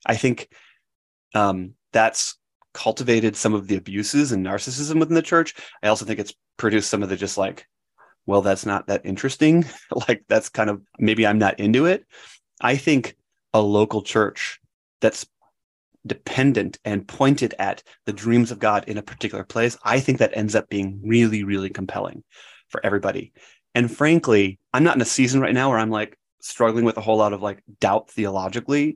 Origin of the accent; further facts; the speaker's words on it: Wisconsin, United States; moved away; I grew up in Wisconsin and part of a wonderful kind of Christian family